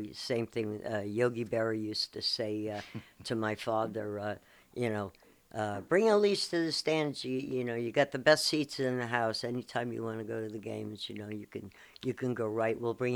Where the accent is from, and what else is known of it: Long Island, New York, United States; born or raised there; also born or lived in Bronx, New York